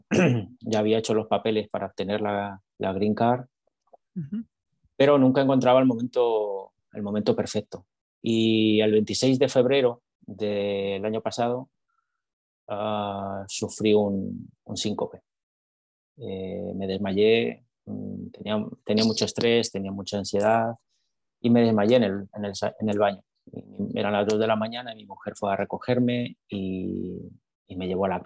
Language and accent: Spanish; Texas, United States; notaréis por, por mi acento que soy de aquí, de Texas, ¿verdad?